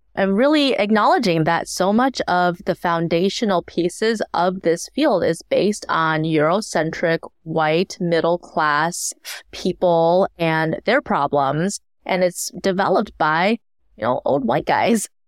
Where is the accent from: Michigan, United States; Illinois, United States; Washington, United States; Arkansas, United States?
Michigan, United States; Ann Arbor; also born or lived in Shanghai, China; I grew up in Ann Arbor, Michigan